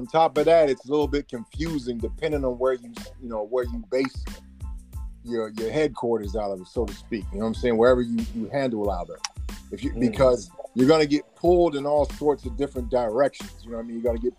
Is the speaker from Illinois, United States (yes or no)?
no; Sacramento, California, United States; also born or lived in Tulare / Oxford; I was born in Tulare, California, raised in Sacramento, California, grew up in South Central California, and basically became a young kid in Oxford.